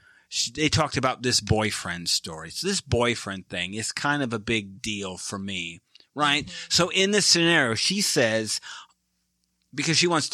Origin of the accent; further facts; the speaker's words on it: United States; Yeah, I'm American.